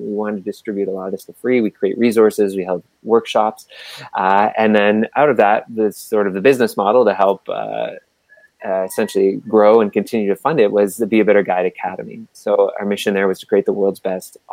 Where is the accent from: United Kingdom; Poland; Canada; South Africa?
Canada; Halifax, Nova Scotia; I grew up in Halifax, Nova Scotia